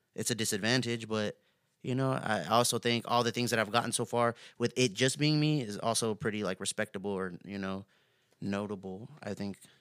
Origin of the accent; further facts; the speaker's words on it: Houston, Texas, United States; also born or lived in Yoakum, Texas / Katy, Texas; I grew up on the southeast side of Houston, Texas, um, pretty much till I got around, like, almost middle school. I moved to Yoakum, Texas.